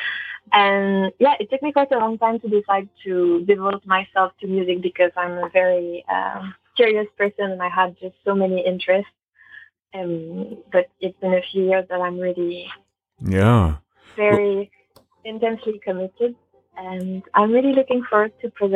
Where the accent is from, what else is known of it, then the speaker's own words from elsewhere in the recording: Canada; moved away as an adult; now in London, United Kingdom; I'm a French-Canadian pianist. And basically, I've been living in London for the past 4 years in the UK.